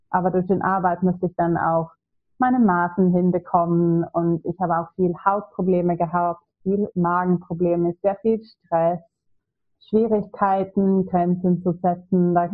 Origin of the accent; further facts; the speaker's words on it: Sweden; German is a second language; now in Hamburg, Germany; ja, also ich komme ursprünglich aus Schweden, aber ich habe jetzt wieder drei Jahre in Hamburg gelebt und ich kam das erste Mal nach Deutschland vor zehn Jahren.